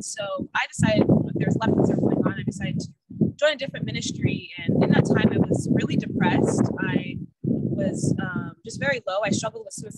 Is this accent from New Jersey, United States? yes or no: no; Sacramento, California, United States; I grew up in Sacramento